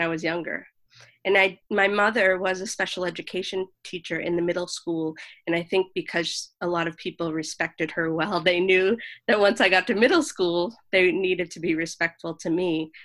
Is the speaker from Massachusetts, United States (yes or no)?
yes; Boston, Massachusetts, United States; moved away; also born or lived in Los Angeles / New York City; I was born in Boston.